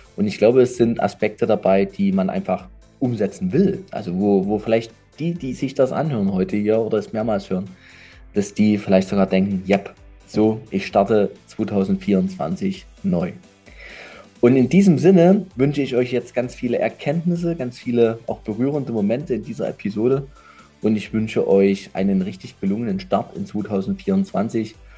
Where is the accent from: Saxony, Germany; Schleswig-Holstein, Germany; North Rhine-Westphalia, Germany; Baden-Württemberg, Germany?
Saxony, Germany; ich bin Sachse